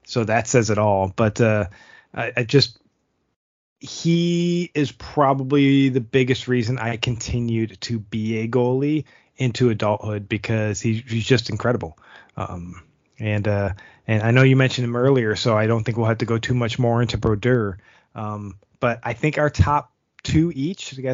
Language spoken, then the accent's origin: English; Buffalo, New York, United States; growing up in Buffalo